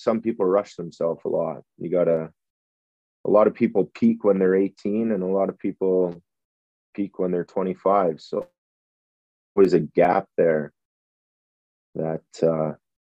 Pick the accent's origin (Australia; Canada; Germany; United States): Canada; Edmonton, Alberta; my hometown